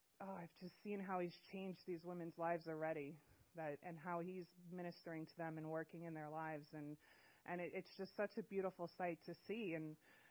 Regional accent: Long Island, New York, United States; moved away as an adult; now in Washington, United States; I'm from Long Island, New York, and I've lived in the beautiful state of Washington for about 3 weeks now

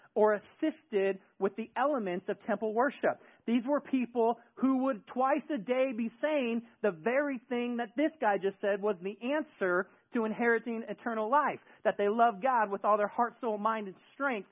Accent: the Bay Area, California, United States; moved away; In my neighborhood growing up in the Bay Area, we had a street

